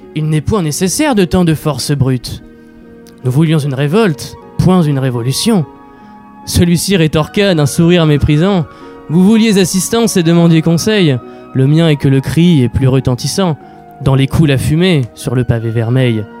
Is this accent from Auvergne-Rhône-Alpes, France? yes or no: no; Le Havre, Normandy, France; je viens du Havre